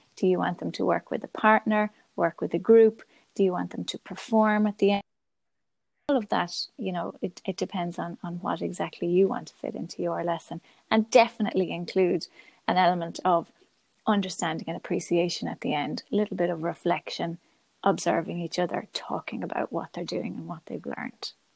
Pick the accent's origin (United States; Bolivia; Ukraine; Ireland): Ireland; Galway, Connacht; I'm from Galway, and I'm a primary school teacher